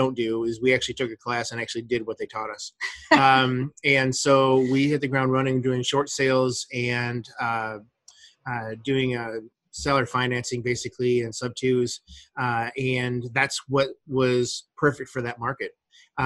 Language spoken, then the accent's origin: English; Ohio, United States; moved away; also born or lived in Phoenix, Arizona; this is where I was born and raised. I was born in Ohio, and so it was coming home for me